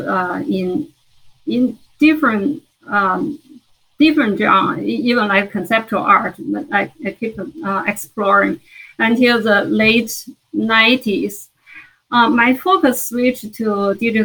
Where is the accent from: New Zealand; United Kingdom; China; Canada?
China; Beijing; moved away as an adult; also born or lived in Germany; now in United States; I was born in Beijing, China, in the 70s